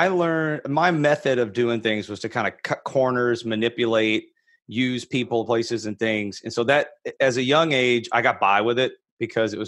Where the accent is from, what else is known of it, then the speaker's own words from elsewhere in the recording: Fort Worth, Texas, United States; I'm a native Texan. So I grew up in Fort Worth, Texas